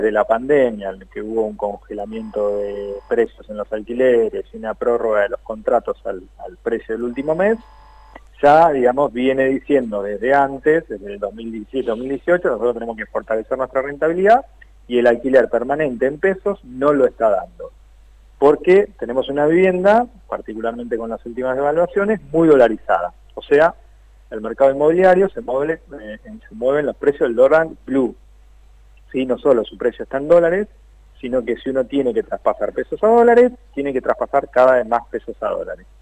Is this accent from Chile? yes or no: no; Tandil, Buenos Aires Province, Argentina; en Tandil, de donde soy yo